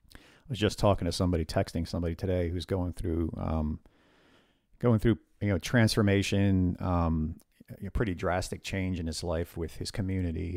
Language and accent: English; northern New Jersey, United States; we grew up in the northern part of New Jersey